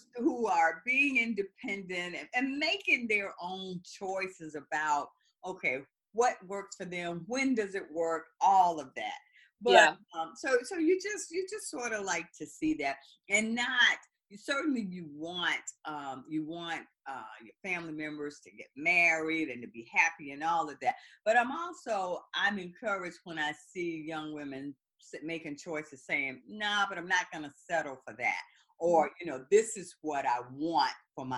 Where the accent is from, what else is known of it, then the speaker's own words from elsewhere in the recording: the South, United States; I'm from the South as well.